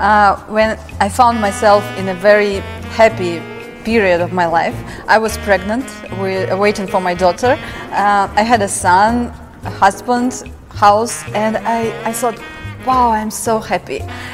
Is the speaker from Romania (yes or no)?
no; Russia; born there; English is a second language; I was born in Soviet Union, so my parents, they had many restrictions and borders